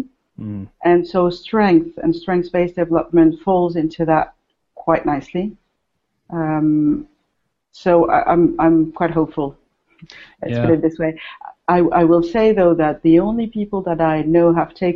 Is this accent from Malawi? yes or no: no; France; also born or lived in Paris, France; I live in France. I'm French.